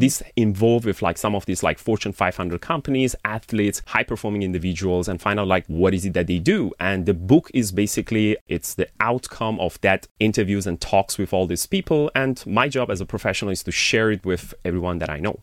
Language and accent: English; Iran; moved away as an adult; I born and raised in Iran and I've been outside of the country since I was, like, around twenty years old